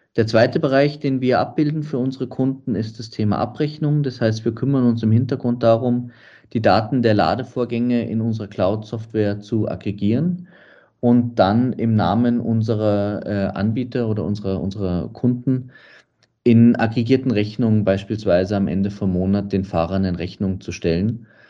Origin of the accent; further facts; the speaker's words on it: Munich, Bavaria, Germany; now in Radstadt, Austria; Ich bin in München geboren